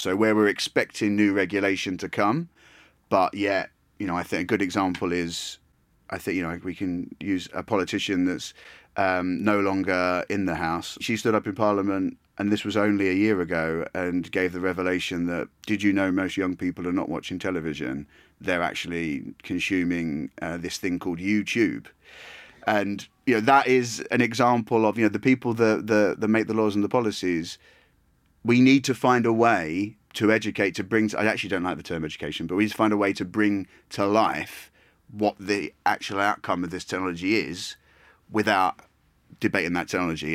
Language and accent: English; Essex, East of England, United Kingdom; I was born in Essex